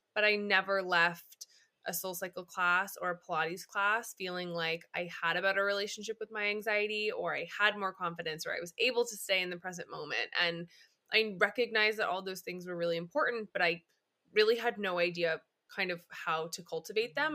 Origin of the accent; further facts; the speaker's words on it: Upstate New York, United States; moved away as an adult; now in Los Angeles, United States; I am an upstate New Yorker turned West Coaster. I live in L A and have for the past five years